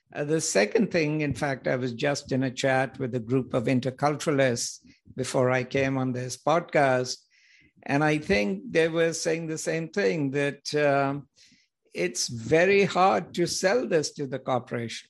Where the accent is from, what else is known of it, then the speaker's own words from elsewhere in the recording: India; moved away as an adult; also born or lived in United Kingdom / United States; So originally I'm from India